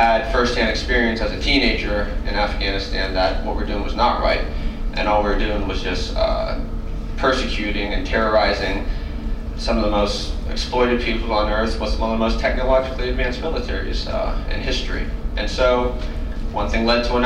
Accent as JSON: {"language": "English", "town": "New Castle", "region": "Pennsylvania", "country": "United States", "tie": "born or raised there", "said": "I grew up in Newcastle, Pennsylvania, which is like the classic Rust Belt city"}